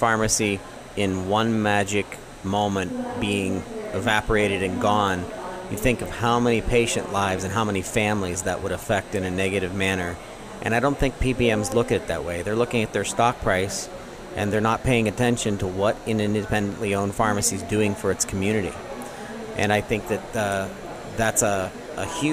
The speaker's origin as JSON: {"language": "English", "town": "Zelienople", "region": "Pennsylvania", "country": "United States", "tie": "born or raised there", "said": "I'm from Zillionople and went to Seneca Valley"}